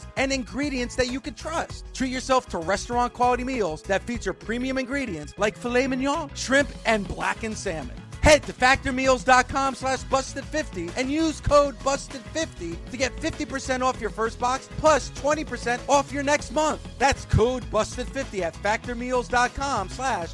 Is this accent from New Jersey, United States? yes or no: yes; New Jersey, United States; I grew up watching wrestling on Channel 47 here in New Jersey.